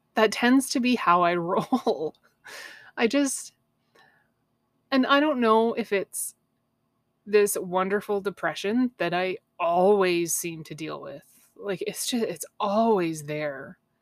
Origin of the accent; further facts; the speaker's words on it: Canada; I'm a Canadian girl, right? I grew up swimming in cold lakes